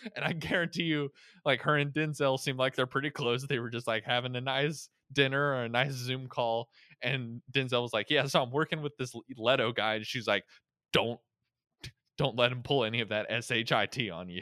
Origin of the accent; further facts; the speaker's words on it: Florida, United States; I was born in Florida